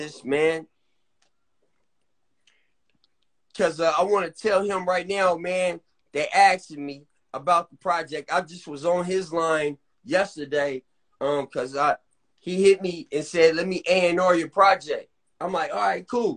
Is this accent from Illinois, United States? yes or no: no; California, United States; now in Las Vegas, United States; I'm from California